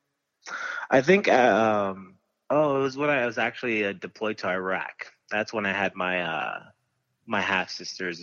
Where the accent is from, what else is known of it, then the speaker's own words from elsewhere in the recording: Stockton, California, United States; I grew up in Stockton, California